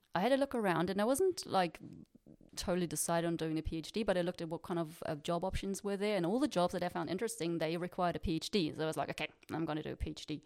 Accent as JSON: {"language": "English", "town": "Freiburg", "region": "Baden-Württemberg", "country": "Germany", "also_born_or_lived": "New Zealand", "moved": "as an adult", "said": "I'm from Freiburg"}